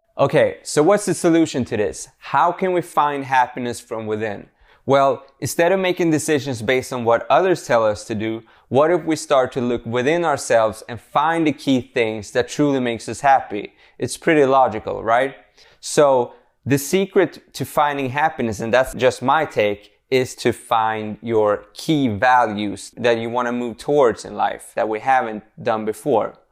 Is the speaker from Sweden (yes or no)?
yes; Sweden; English is a second language; I'm born and raised in Sweden